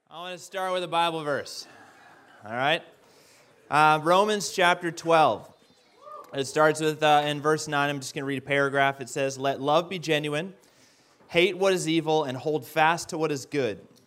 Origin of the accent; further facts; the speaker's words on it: Canada; I'm Canadian.